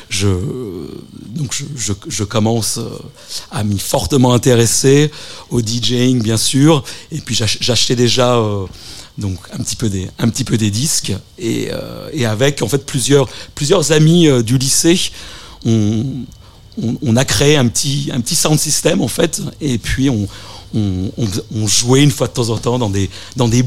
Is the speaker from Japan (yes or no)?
yes; Tokyo, Japan; moved away as an adult; now in Paris, France; je suis né à Paris, mais euh, donc, euh, je suis parti au Japon avec mes parents. de 3 ans à 18 ans, j'ai passé mon bac donc à, à, Tokyo.